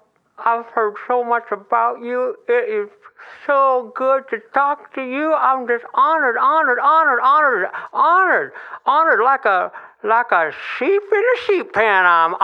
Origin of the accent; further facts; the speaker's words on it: Southern US, United States; I am from the South, too. And let me just say, it's about time these guys got somebody on this show from the South.